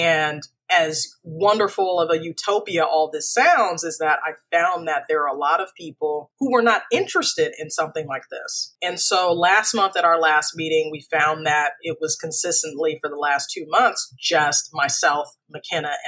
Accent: Phoenix, Arizona, United States; I grew up in Phoenix, Arizona

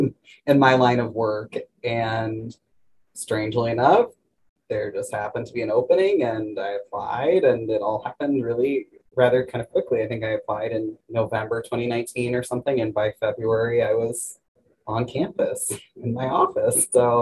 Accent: Omaha, Nebraska, United States; also born or lived in San Francisco Bay Area, California; now in Grinnell, United States; I was really just trying to think of somewhere that I might feel comfortable moving back to the Midwest, which is where I'm from. I'm from Omaha, Nebraska. And, you know, as a person who identifies as LGBTQ

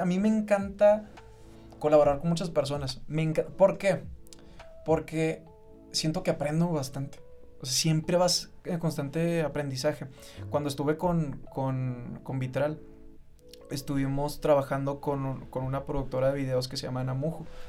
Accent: Mexico; me identifica como un mexicano mestizo

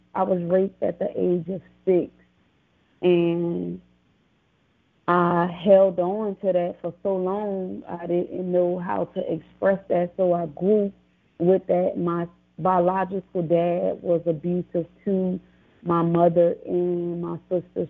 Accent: New Orleans, Louisiana, United States; also born or lived in Laurel, Mississippi; I'm from Laurel, Mississippi, raised in New Orleans, Louisiana

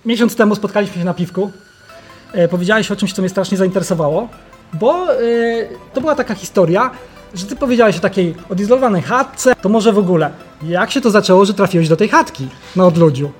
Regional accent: Holy Cross Mountains, Świętokrzyskie Voivodeship, Poland; w moich rodzinnych stronach w Górach Świętokrzyskich

